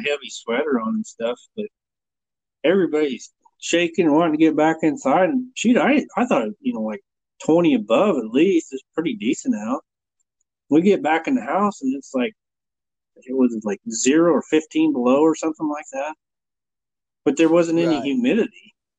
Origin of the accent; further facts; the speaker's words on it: Burwell, Nebraska, United States; now in Broadus, United States; when I grew up in Burwell, Nebraska is where I grew up.